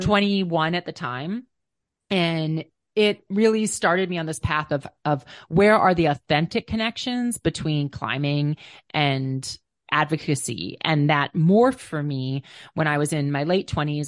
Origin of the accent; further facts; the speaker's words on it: Minnesota, United States; I grew up in Minnesota, which was not a rock climbing mecca